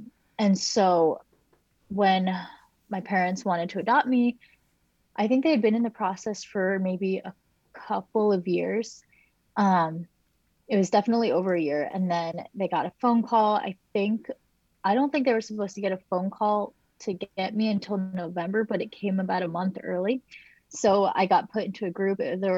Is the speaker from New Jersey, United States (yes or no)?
yes; New Jersey, United States; moved away as an adult; also born or lived in China / Montana; now in Maryland, United States; I spent a few years in Montana. Then I grew up primarily in New Jersey